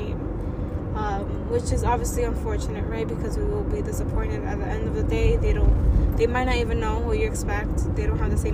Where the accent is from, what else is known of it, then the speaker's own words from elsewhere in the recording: New York City, New York, United States; I'm a young, proud, first-generation Latina, born and raised in Washington Heights.